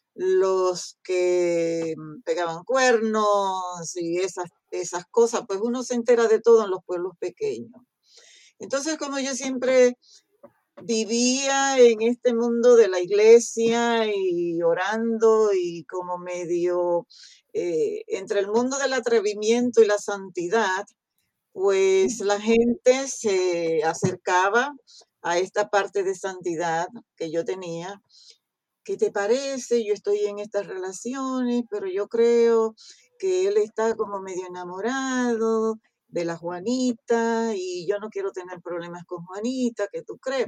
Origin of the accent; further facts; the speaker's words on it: Restauración, Dajabón, Dominican Republic; moved away; de un pueblo que se llama Restauración